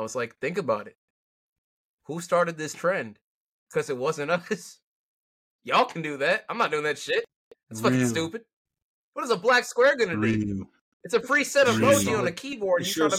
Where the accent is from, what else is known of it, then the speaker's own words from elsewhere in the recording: Texas, United States; I'm from Texas.